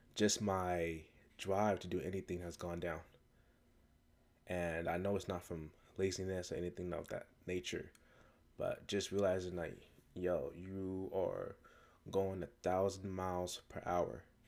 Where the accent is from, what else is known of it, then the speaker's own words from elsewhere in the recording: United States; even though I was born and raised in America, um, both my parents are from West Africa, Ghana